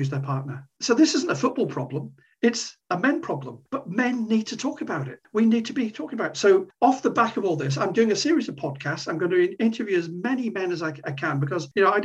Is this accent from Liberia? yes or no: no; Corby, East Midlands, United Kingdom; moved away; my hometown, my old hometown of Corby